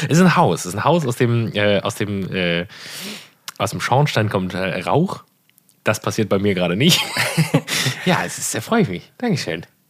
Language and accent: German; Erkrath, North Rhine-Westphalia, Germany; in Hochdahl, wo ich aufgewachsen bin